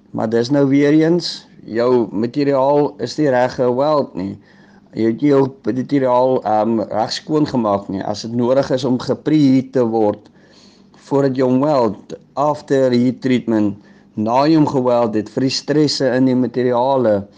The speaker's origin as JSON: {"language": "Afrikaans", "town": "Newcastle", "region": "KwaZulu-Natal", "country": "South Africa", "said": "Ek kom uit Tugela skool uit in Newcastle."}